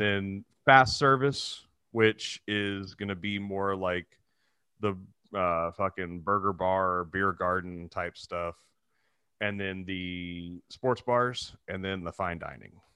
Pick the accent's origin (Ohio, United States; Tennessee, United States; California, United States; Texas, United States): Texas, United States; Texas City; moved away; also born or lived in Dallas; my hometown. I was just in Texas City